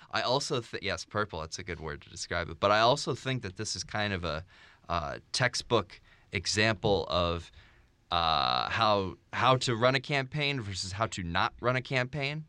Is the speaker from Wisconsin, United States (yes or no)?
no; Lehigh Valley, Pennsylvania, United States; The Morning Call, my hometown newspaper